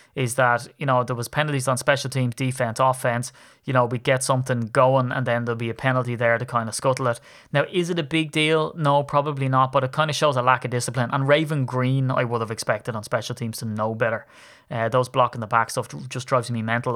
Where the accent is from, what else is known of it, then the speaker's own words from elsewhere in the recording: Ireland; I'm a grumpy Irishman